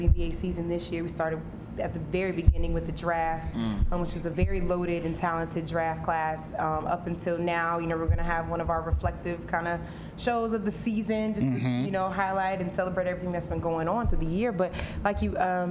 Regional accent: North Carolina, United States; my hometown in North Carolina

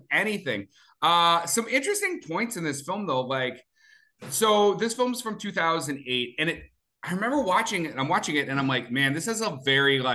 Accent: Alberta, Canada; I was born in Alberta

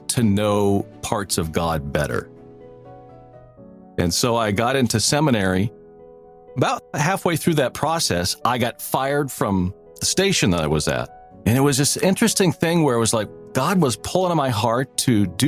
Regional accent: Seattle, Washington, United States; I grew up in Seattle, Washington.

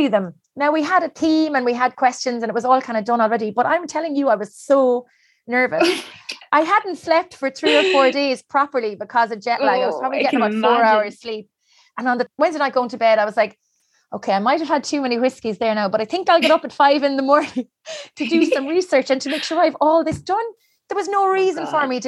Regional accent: Cork, Munster, Ireland; now in Galway, Ireland; I'm from Cork, I'm living in Galway on this little island

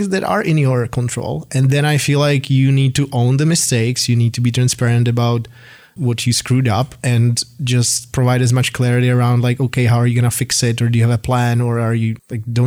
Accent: Czechia; moved away; when I was growing up in Czechoslovakia.

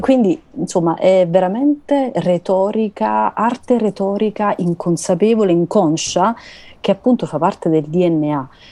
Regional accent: Naples, Campania, Italy; da napoletana sono tutto il contrario di tutto.

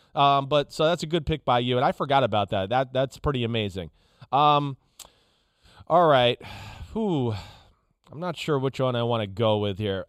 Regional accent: New Jersey, United States; I grew up in North Jersey

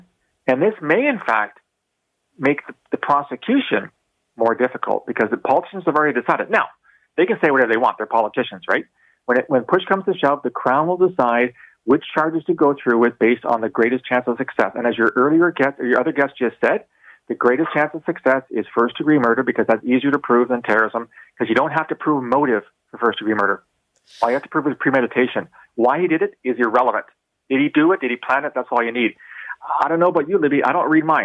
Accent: London, Ontario, Canada; I'm from London, Ontario

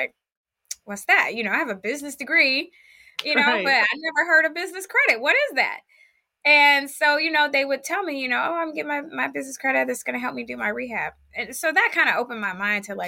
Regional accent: Cleveland, Ohio, United States; I am originally from Cleveland, Ohio. I grew up very poor

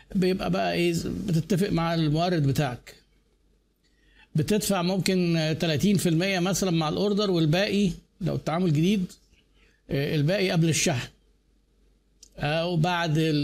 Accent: Egypt; عندنا في مصر

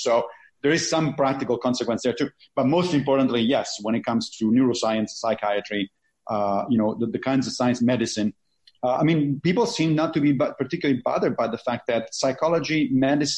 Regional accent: Rome, Lazio, Italy; moved away; I grew up Catholic in Italy, in Rome, like literally next to the Pope

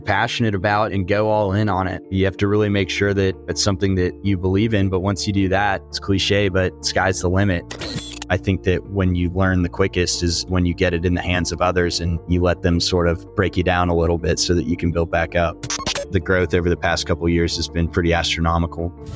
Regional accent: Houston, Texas, United States; I was working in my hometown of Houston, Texas, in oil and gas finance

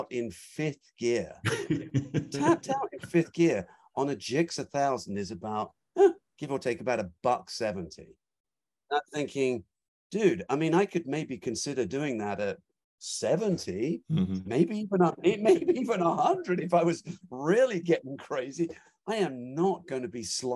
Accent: England, United Kingdom; I grew up in England

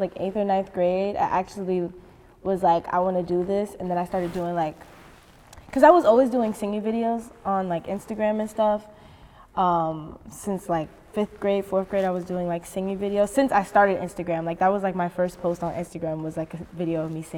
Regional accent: New York City, New York, United States; I had a lot of freedom, like growing up in the city. Like just being really young and going to school by myself

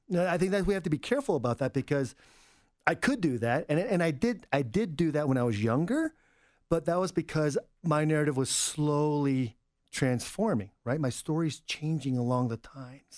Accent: United States; also born or lived in Suwon, South Korea; I'm pretty American. I identify as, uh, as an American

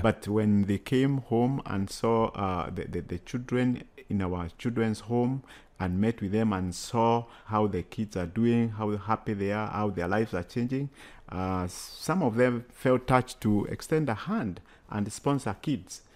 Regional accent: Kenya; moved away as an adult; now in United States; I come from Kenya

